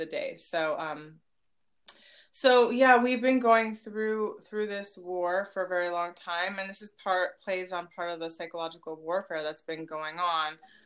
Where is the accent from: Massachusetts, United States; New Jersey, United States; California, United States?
California, United States; Palo Alto; also born or lived in Los Altos Hills; growing up in Palo Alto as a brown girl